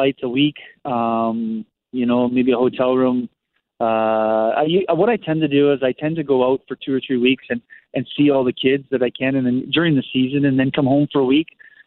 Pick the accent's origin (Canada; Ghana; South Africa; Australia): Canada; moved away as an adult; also born or lived in Germany; now in Costa Mesa, United States; I'm Canadian